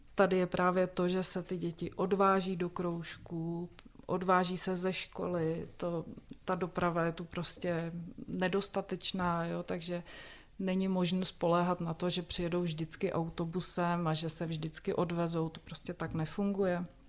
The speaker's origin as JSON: {"language": "Czech", "area": "a small village near Blatná", "region": "South Bohemian Region", "country": "Czechia", "also_born_or_lived": "České Budějovice", "said": "Já pocházím tady poměrně nedaleko, vlastně z malé vesnice u Blatn, což je tady odsud asi 30 kilometrů."}